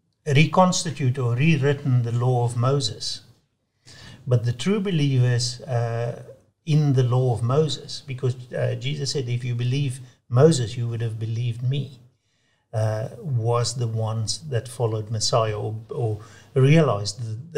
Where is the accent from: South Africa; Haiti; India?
South Africa; I was brought up in the Dutch Reformed Church. And in South Africa, it's very much part of the Afrikaans culture.